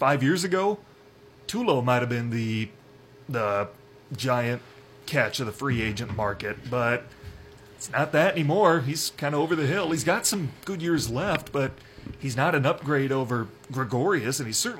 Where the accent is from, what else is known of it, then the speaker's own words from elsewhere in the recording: Iowa, United States; He grew up 20 miles from my hometown.